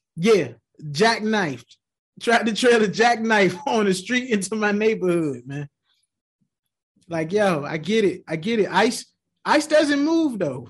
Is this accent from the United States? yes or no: yes; Tidewater, Virginia, United States; moved away; I grew up in Tidewater, Virginia